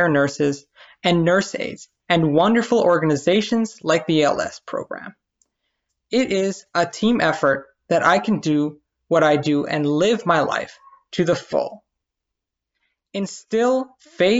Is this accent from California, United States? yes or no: no; New York City, New York, United States; I'm Puerto Rican born and raised in Brooklyn, New York